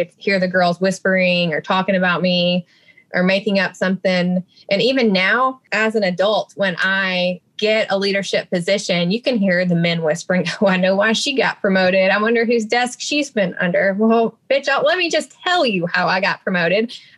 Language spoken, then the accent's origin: English; Alabama, United States; born and raised in Alabama